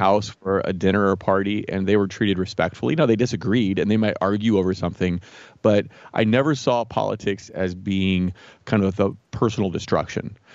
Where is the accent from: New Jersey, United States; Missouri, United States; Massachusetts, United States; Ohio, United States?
Missouri, United States; Jefferson City; also born or lived in Saint Louis, Missouri / Columbia, Missouri / Chicago / Ann Arbor, Michigan; I was, uh, born in Saint Louis, grew up mostly in Jefferson City, and lived most of my adult life in Columbia. So, all within the state of Missouri